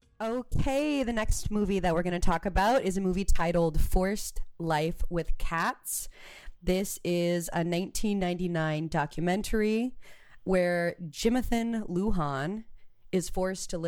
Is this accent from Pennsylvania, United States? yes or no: no; Roswell, New Mexico, United States; now in Los Angeles, United States; Originally from Roswell, New Mexico, and I'm an actor and a musician and a writer living out here in Los Angeles.